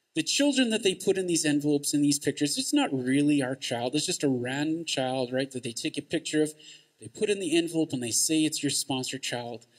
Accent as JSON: {"language": "English", "town": "St. Albert", "region": "Alberta", "country": "Canada", "said": "I'm from St. Albert"}